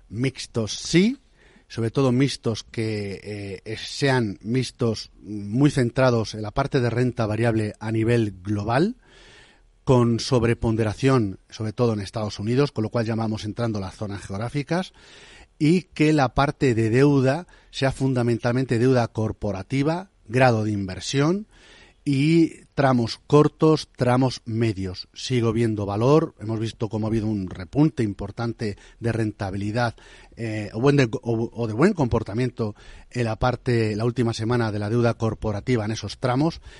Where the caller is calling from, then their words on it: Madrid, Community of Madrid, Spain; Buenos días. ¿Qué tal? … de Madrid.